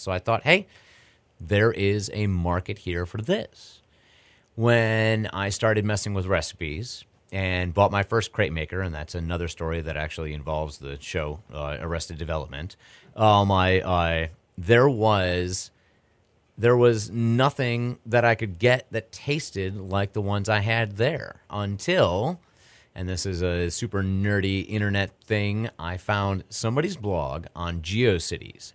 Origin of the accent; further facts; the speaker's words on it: New York, United States; now in Houston, United States; growing up in New York, uh, seeing the hot dog guys in Buffalo and seeing New York City